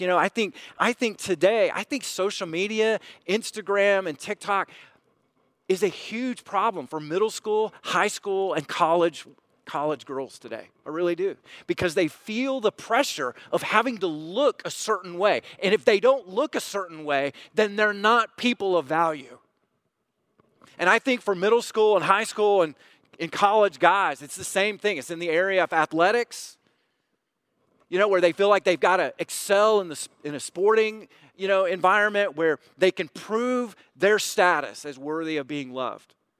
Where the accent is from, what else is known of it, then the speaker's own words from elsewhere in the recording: United States; us as American Christians